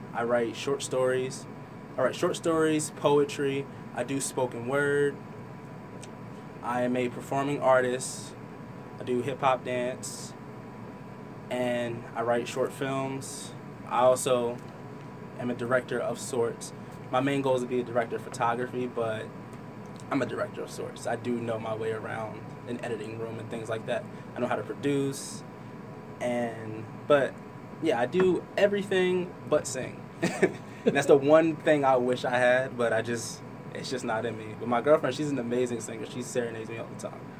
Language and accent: English; Trenton, New Jersey, United States; also born or lived in Hamilton, New Jersey; Grew up in Trenton with my mom and well, my mom and dad